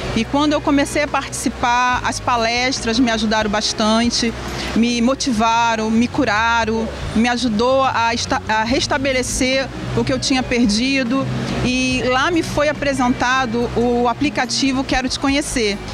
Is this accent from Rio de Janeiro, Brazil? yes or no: yes; Rio de Janeiro, Brazil; tenho 45 anos, sou aqui do Rio de Janeiro